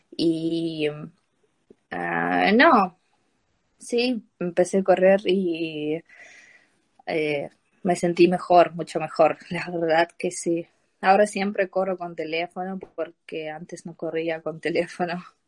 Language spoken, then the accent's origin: Spanish; Ukraine; Spanish is a second language; moved away; como todos ucranianos